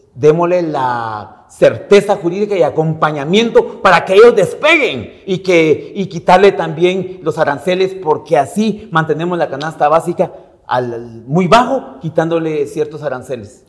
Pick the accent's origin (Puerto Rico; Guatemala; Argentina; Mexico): Guatemala; Izabal; Yo soy de pueblo, soy de Izabal.